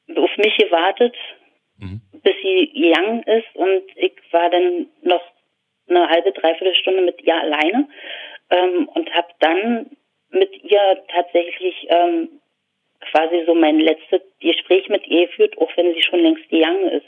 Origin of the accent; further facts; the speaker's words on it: Berlin, Germany; ich habe als Kind erst in Schöneweide gewohnt